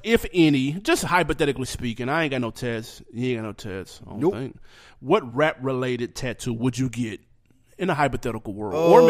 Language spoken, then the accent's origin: English; Nashville, Tennessee, United States; moved away; you know we're originally from Nashville.